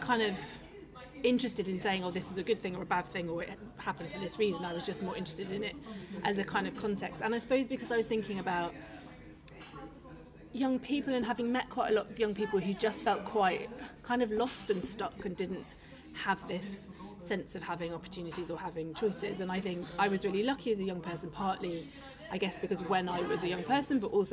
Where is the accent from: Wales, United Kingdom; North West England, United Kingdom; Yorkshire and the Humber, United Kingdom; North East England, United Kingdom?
North West England, United Kingdom; Manchester; moved away as an adult; also born or lived in London; now in Manchester, United Kingdom; I'm from Manchester